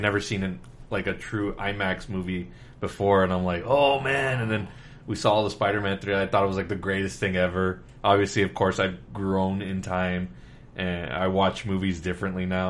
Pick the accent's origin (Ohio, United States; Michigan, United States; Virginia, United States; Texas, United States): Texas, United States; Laredo; now in San Antonio, United States; I was born and raised in Laredo, Texas.